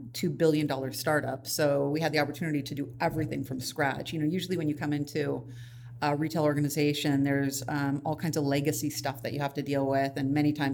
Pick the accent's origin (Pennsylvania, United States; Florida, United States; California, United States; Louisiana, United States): California, United States; Los Angeles; I actually grew up in the San Fernando Valley. It's a suburb